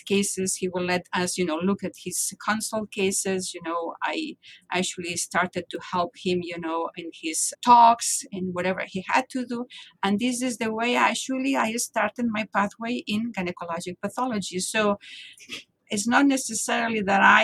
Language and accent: English; Barcelona, Catalonia, Spain; moved away as an adult; now in Boston, United States; I am from Barcelona, as I told you, and I never thought I was going to leave my home. Still now, my home is Barcelona, even though I live in Boston now for 27 years